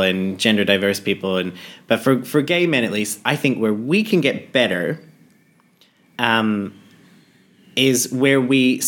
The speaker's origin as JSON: {"language": "English", "country": "Australia", "said": "I'm from Australia"}